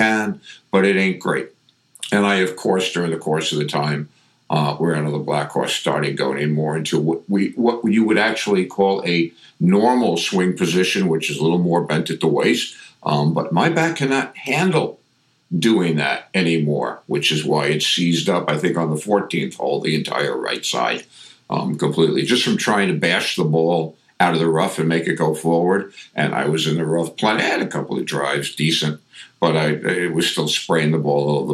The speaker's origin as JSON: {"language": "English", "region": "New York", "country": "United States", "accent": "New York", "said": "I get very New York."}